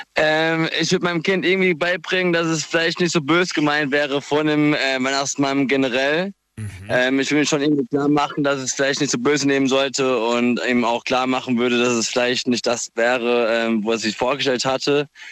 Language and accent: German; Bad Sobernheim, Rhineland-Palatinate, Germany; ich komme aus Sobernheim.